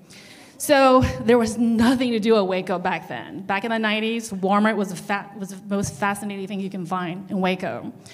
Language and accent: English; China; English is a second language; moved away